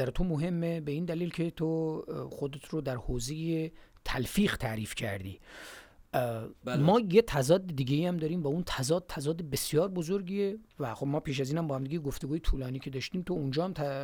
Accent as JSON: {"language": "Persian", "region": "Gilan", "country": "Iran", "moved": "yes", "said": "ماهایی که از گیلان هستیم"}